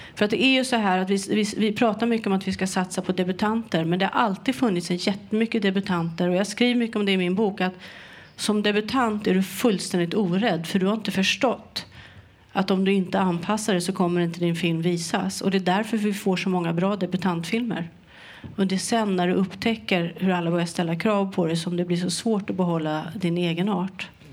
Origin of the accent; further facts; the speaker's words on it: Sweden; jag var ju svensk